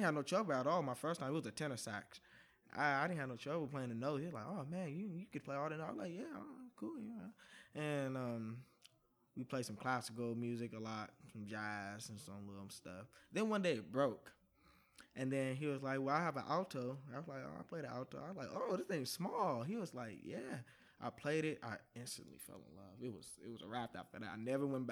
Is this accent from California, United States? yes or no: yes; Oakland, California, United States; also born or lived in Richmond, California; I'm from Oakland, actually